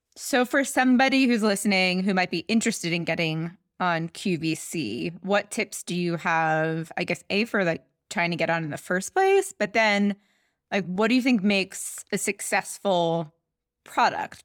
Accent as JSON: {"language": "English", "town": "Philadelphia", "region": "Pennsylvania", "country": "United States", "also_born_or_lived": "New York", "moved": "yes", "said": "I'm from Philly"}